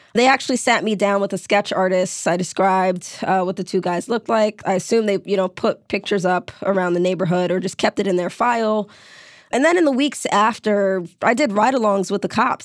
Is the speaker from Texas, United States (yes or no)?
no; New York City, New York, United States; I grew up in New York City. When I was in high school, senior year, I was violently mugged in my neighborhood in Brooklyn.